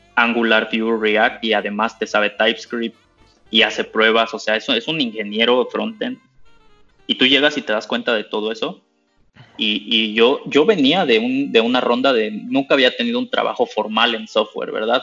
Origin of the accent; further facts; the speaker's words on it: Mexico; moved away as an adult; now in Germany; mi esposa es mexicana, yo soy mexicano